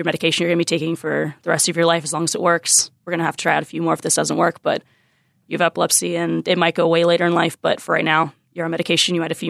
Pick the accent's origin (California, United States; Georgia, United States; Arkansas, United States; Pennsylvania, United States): Pennsylvania, United States; Pottstown; moved away as an adult; now in Philadelphia, United States; I'm from Pottstown, Pennsylvania. I'm not used to big buildings. I'm used to farm country and running around having fields around me, not buildings.